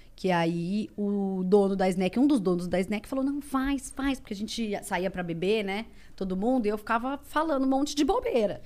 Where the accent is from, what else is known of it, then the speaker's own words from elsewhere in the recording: Ribeirão Preto, São Paulo, Brazil; moved away; eu sou de Ribeirão Preto